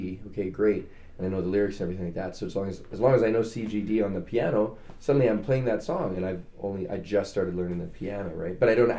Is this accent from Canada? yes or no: yes; Calgary, Alberta, Canada; moved away; I was born in Calgary, moved back to Calgary